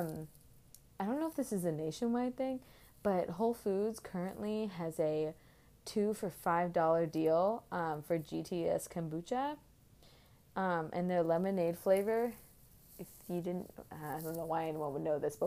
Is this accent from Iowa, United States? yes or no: no; Oakland, California, United States; now in Boston, United States; I'm from Oakland, California